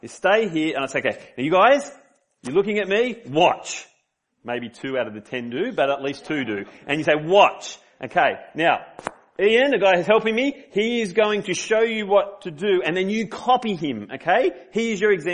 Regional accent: Sydney, New South Wales, Australia; moved away; I'm from Sydney

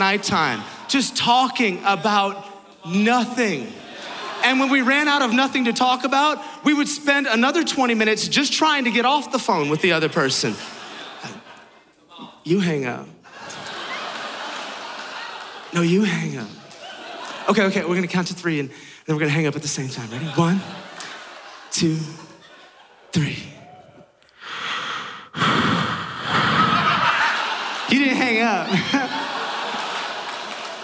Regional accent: San Francisco, California, United States; I'm from San Francisco

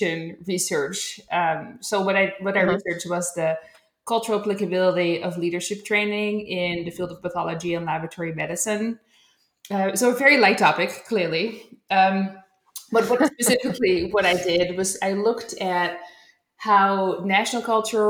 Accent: Netherlands; moved away as an adult; now in United States; I grew up in the Netherlands, but then I've also lived and worked in so many other places.

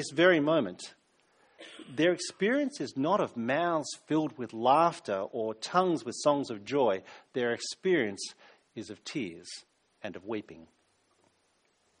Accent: New South Wales, Australia; now in South Australia, Australia; I'm from New South Wales originally

